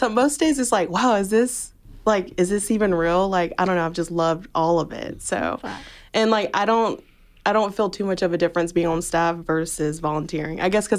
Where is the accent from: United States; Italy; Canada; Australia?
United States; Toccoa, Georgia; I'm from Toccoa, Georgia